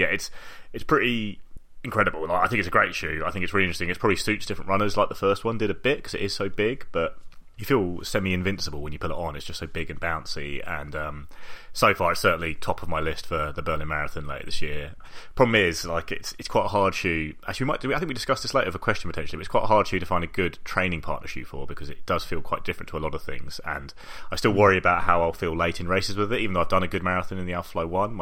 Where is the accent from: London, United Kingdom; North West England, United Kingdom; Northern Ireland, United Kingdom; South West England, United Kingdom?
London, United Kingdom; I come from London